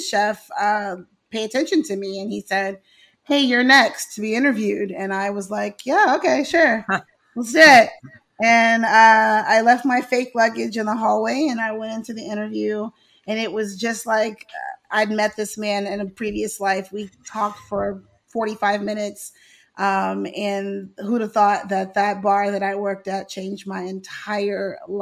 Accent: Houston, Texas, United States; moved away as an adult; also born or lived in Louisiana; now in Atlanta, United States; my school was in Houston because education's way different in Houston than it is over in Louisiana. And every day on the last day of school, my mom and dad would drive me to Louisiana and I'd spend my summers in the country.

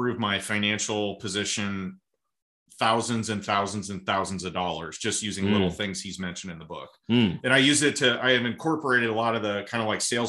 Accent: Malvern, Iowa, United States; I'm from a small town in Southwest Iowa called Malvern

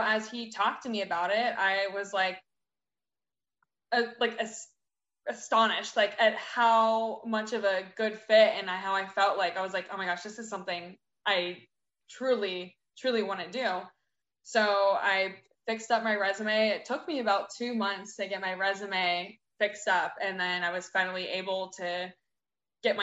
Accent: Pittsburgh, Pennsylvania, United States; moved away as an adult; now in Austin, United States; I'm originally from Pittsburgh, Pennsylvania. I moved to Austin, Texas in April of 2018

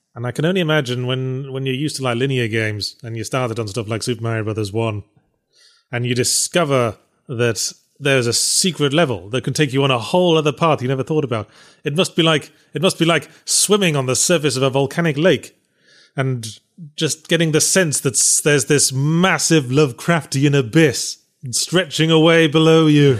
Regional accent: England, United Kingdom; moved away; I grew up in England

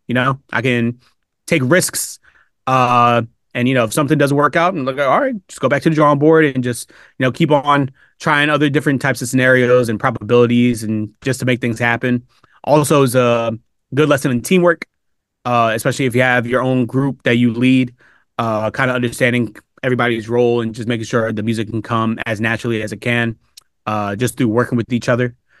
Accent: Upper Darby, Pennsylvania, United States; also born or lived in Philadelphia; I was born in Philadelphia, but I was raised outside the city in a town called Upper Darby, uh, Pennsylvania

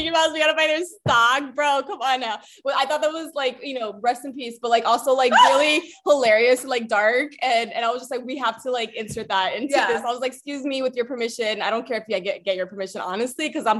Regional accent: El Paso, Texas, United States; I'm from El Paso, Texas, which is on the border of Ciudad Juarez, Chihuahua, Mexico

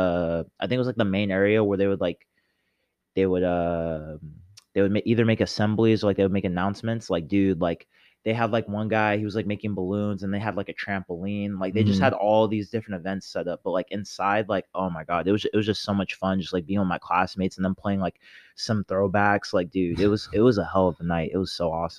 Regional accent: Orange County, California, United States; I grew up on the harbor. I grew up in Orange County.

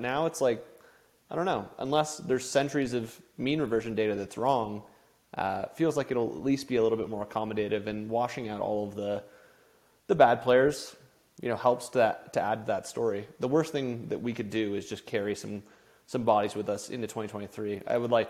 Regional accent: Canada; Like, I grew up in Canada, and part of my family is in, like, the commodities business in Vancouver and British Columbia.

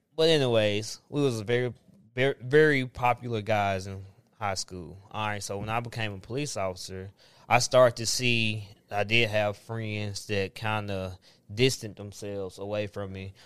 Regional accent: Antioch, Tennessee, United States; I grew up in Antioch

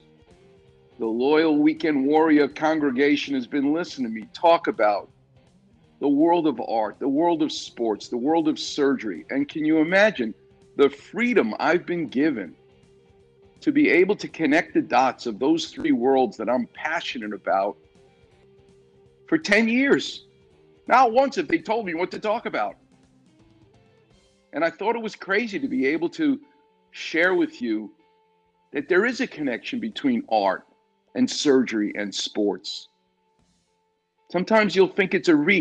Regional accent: New York City, New York, United States; I'm from the streets of New York. I'm from Far Rockaway.

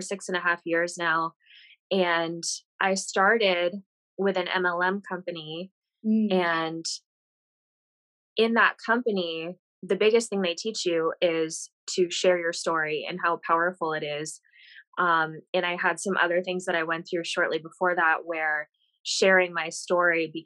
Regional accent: Vermont, United States; moved away as an adult; also born or lived in Arizona; I grew up in Vermont

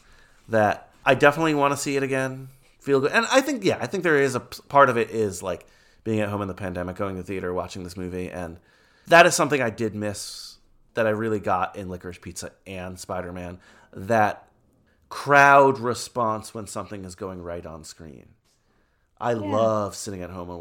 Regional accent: New York City, New York, United States; I was born in Queens

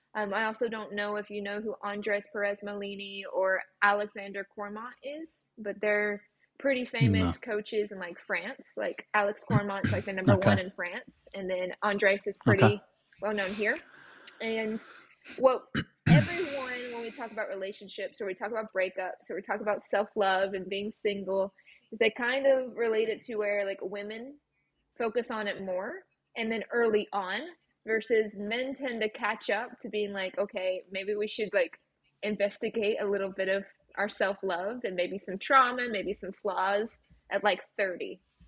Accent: Scotland, United Kingdom; now in United States; I am actually Scottish based. So

